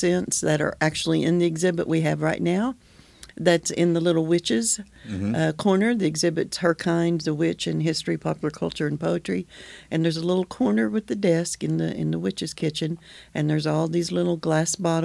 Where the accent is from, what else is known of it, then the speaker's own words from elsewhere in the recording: Okies, Oklahoma, United States; we are Okies